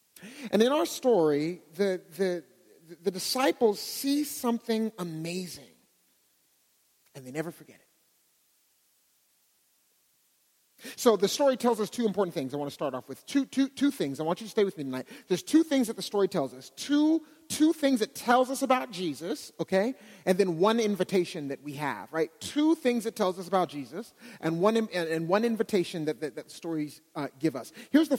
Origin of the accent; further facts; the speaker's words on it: Pittsburgh, Pennsylvania, United States; now in Dallas, United States; As Adam mentioned, I came from Pittsburgh. Don't worry, I'm not a Steeler fan